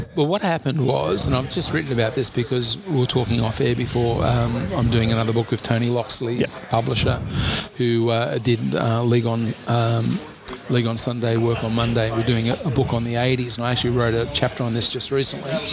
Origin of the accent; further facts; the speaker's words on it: Penrith, New South Wales, Australia; growing up in Penrith